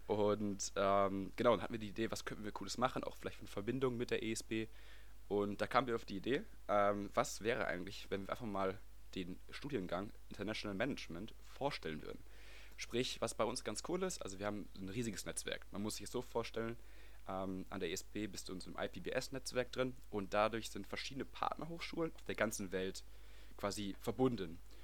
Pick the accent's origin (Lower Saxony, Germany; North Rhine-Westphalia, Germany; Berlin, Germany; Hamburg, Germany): North Rhine-Westphalia, Germany; Wesel; moved away as an adult; now in Netherlands; ich komme aus Wesel, bin da geboren, aufgewachsen, zu, zur Schule gegangen